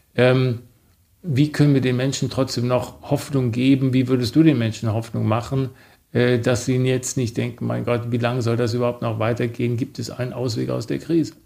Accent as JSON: {"language": "German", "country": "Germany", "said": "als Deutsche"}